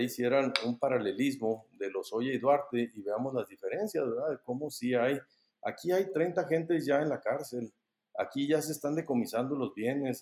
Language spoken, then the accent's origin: Spanish; Mexico; Somos los mexicanos